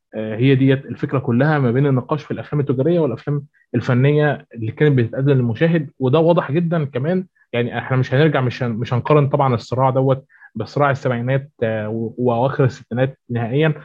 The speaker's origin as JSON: {"language": "Arabic", "country": "Egypt", "said": "هنا عندنا في مصر"}